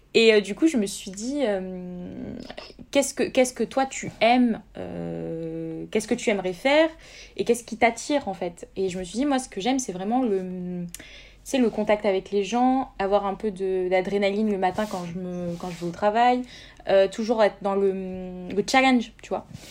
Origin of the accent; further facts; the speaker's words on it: Montpellier, Occitania, France; moi, je suis une Montpelliéraine de source